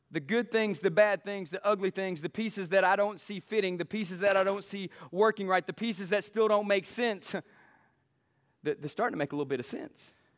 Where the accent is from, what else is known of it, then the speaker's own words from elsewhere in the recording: East Texas, United States; we're East Texan